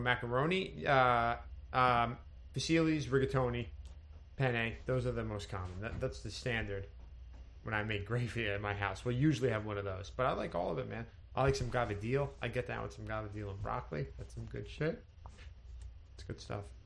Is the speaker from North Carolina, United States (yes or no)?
no; Connecticut, United States; I grew up in Connecticut